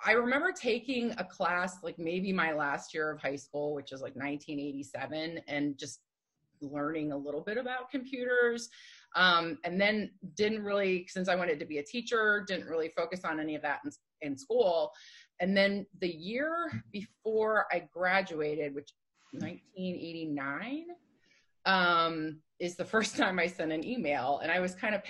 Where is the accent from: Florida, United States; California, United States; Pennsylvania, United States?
Pennsylvania, United States; Johnstown; also born or lived in Pittsburgh, Pennsylvania; I grew up in a rather small town called Johnstown, Pennsylvania